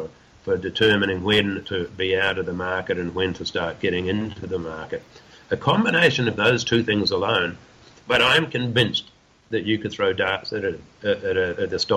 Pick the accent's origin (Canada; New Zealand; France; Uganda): New Zealand; now in Western Australia, Australia; I'm a New Zealander